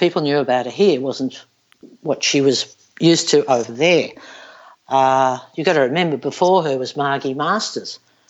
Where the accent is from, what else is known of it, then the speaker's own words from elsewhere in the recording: Melbourne, Victoria, Australia; I'm from Melbourne.